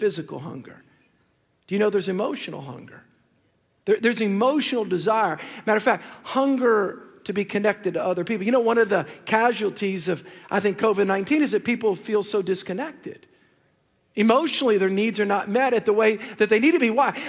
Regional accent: the South, United States; I'm from the South

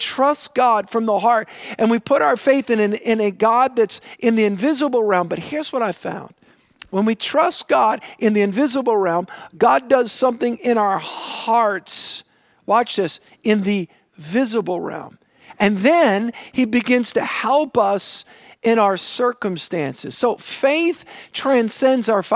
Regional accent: New Orleans, Louisiana, United States; I grew up on the South Shore, on the south side, all right, the south shore of Lake Pontchartrain

